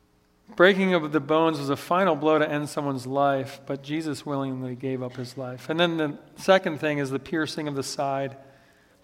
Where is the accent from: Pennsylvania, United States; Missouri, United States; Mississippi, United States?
Pennsylvania, United States; Philadelphia; I grew up in Philadelphia